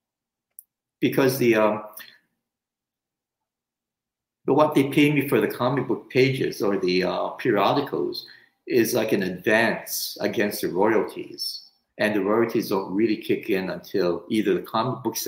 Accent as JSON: {"language": "English", "region": "Hawaii", "country": "United States", "tie": "born or raised there", "also_born_or_lived": "Japan", "said": "I grew up in Hawaii"}